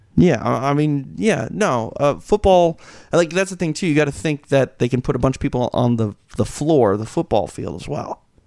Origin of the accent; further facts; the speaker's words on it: Minnesota, United States; I'm from Minnesota